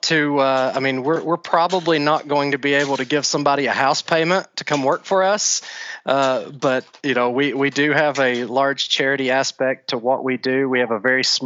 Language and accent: English; Tullahoma, Tennessee, United States; I am actually from Tullahoma, Tennessee